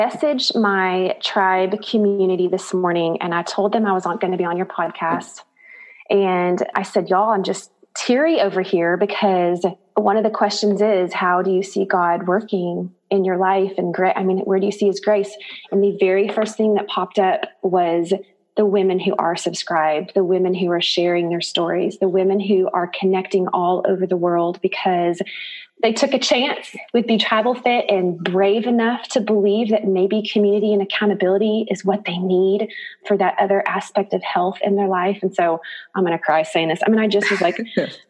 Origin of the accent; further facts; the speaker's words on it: Harrison, United States; born there; In 1977, I was born in Harrison. I only have one older sister